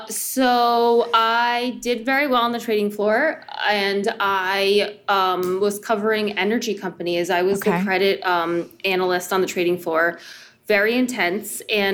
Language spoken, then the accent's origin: English; New Jersey, United States; I grew up mostly in New Jersey.